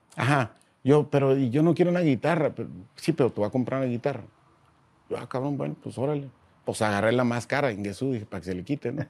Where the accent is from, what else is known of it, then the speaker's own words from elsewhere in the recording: Mexicali, Baja California, Mexico; nací en la Ciudad de México, soy de Mexicali, ¿no? Porque toda mi vida la he pasado allá